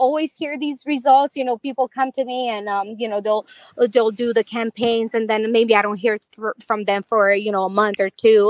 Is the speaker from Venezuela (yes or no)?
no; Romania; moved away; I'm from Romania